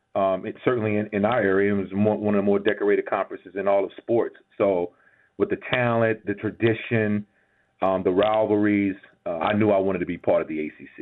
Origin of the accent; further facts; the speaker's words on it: Gibsonville, North Carolina, United States; I'm from Gibsonville, GIB, which is close to, is right between Greensboro and right between and, and, and right between Greensboro and Burlington. It's a little small town right off 85.